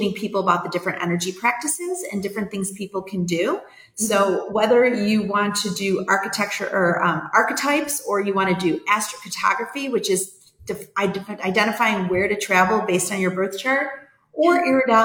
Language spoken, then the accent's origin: English; New York, United States; also born or lived in Atlanta / California; now in Vermilion, United States; I grew up in New York